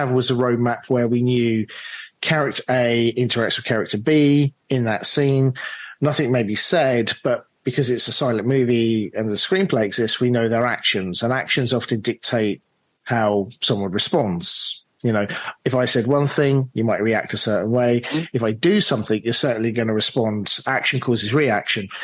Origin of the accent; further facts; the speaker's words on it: London, United Kingdom; myself from London, British producer